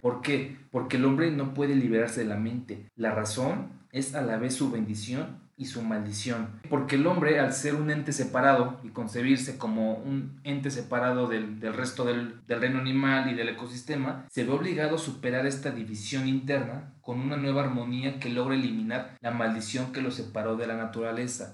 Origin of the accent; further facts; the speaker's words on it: Mexico; yo como sé que vivo en México, pues bien, porque tengo un acta de nacimiento donde dice que yo nací en México.